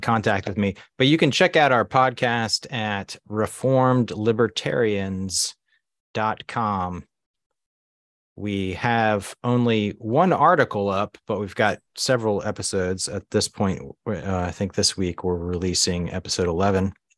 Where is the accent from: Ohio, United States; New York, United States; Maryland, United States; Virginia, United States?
Maryland, United States; Baltimore; moved away as an adult; also born or lived in Asia / Budapest, Hungary / Susquehanna Valley, Pennsylvania; now in Pennsylvania, United States; I was born and raised in Baltimore, Maryland. Largely grew up there